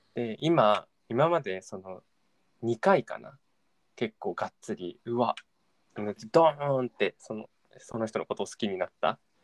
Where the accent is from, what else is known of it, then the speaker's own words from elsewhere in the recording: Tokyo, Japan; 自分東京生まれ東京育ちなんだけど